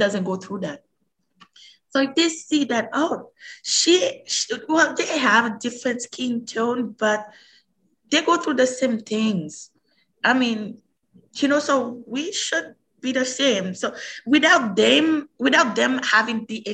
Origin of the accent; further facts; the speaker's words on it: Haiti; also born or lived in Montreal, Canada; now in Canada; I was born and raised in Haiti